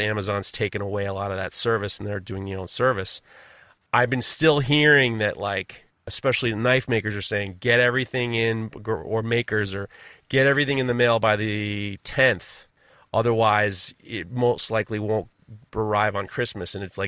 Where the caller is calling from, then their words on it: New York, United States; you're talking from Austria, and I'm talking from New York.